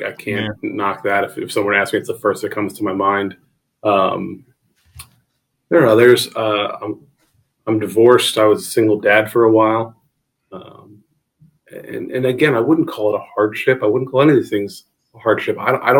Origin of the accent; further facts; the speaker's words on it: New Jersey, United States; also born or lived in Fairfax County; I came down from New Jersey originally, by way of North Virginia for a few years as well.